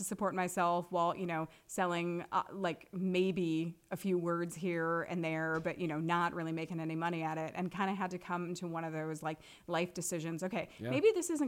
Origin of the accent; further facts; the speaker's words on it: Manchester, Iowa, United States; moved away as an adult; also born or lived in Los Angeles / Denver, Colorado; now in Cedar Rapids, United States; my very first job when I was growing up in Manchester, Iowa, was at the Manchester Public Library